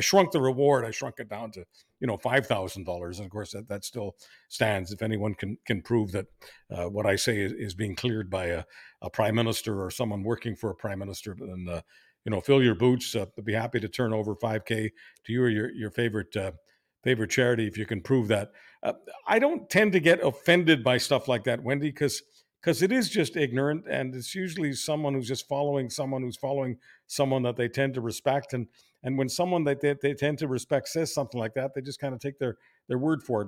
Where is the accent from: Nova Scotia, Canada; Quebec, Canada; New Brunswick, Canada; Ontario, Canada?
Quebec, Canada; Montreal; now in Toronto, Canada; I grew up in Montreal where it was just so mainstream